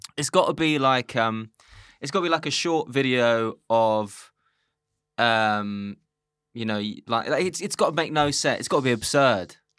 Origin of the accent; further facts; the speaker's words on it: London, United Kingdom; I'm from Islington